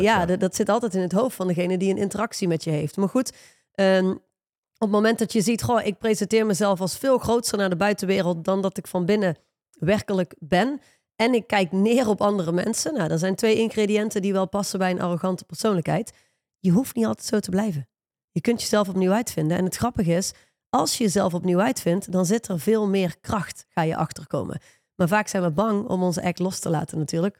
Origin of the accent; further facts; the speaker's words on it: Netherlands; wij als Hollanders